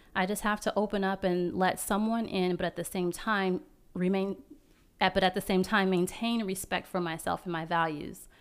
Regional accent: Las Vegas, Nevada, United States; now in Baltimore-Washington metro area, United States; I'm from Las Vegas

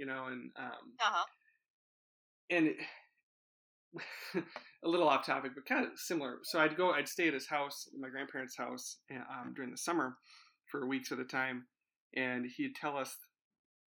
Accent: United States; I'm an American

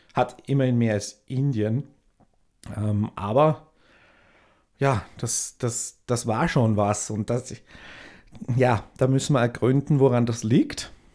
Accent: Austria; bei mir in meiner Heimatgemeinde, die ja nicht so weit weg ist von, von Wien

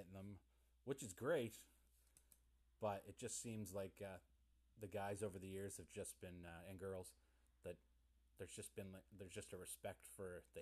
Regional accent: Pictou County, Nova Scotia, Canada; I'm from Pictou County, Nova Scotia

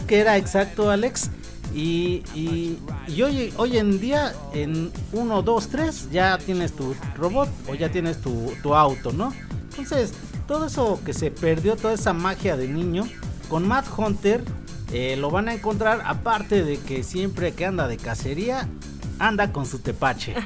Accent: Mexico; como mexicanos

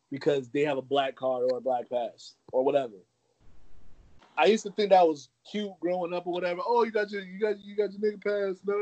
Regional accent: Brooklyn, New York, United States; also born or lived in Atlanta / Charleston; I always say I'm from Brooklyn. Um, Charleston was my home for a long time. You know, Atlanta raised me, but I I kind of you know for a little part, but Charleston definitely kind of made me into a man.

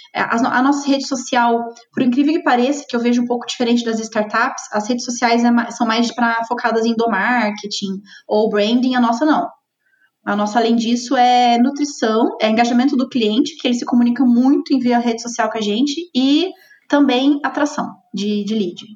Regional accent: south of Minas Gerais, Brazil; moved away; also born or lived in São Paulo; É, sou mineira, não sou de Curitiba, sou do sul de Minas, me formei na, na em Lavras, em administração, lá em Minas também

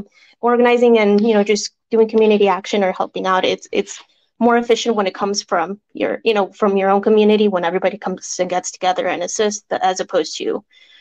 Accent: Mexico City, Mexico; born there; So my family, well, my parents were born in Mexico City, and I was born in Mexico City too.

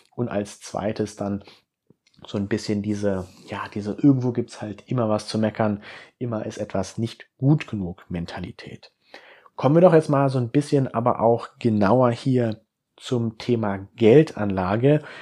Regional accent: Germany; ich bin selber aus Deutschland

